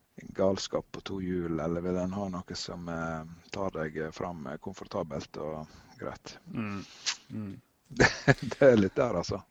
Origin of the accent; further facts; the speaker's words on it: Førde, Vestland, Norway; Førde, der jeg kommer fra